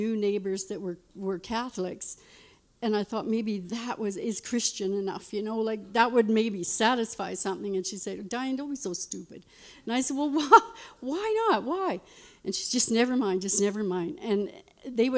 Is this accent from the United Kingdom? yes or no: no; Lloydminster, Canada; I was born in Lloydminster Hospital there, and I lived on a farm.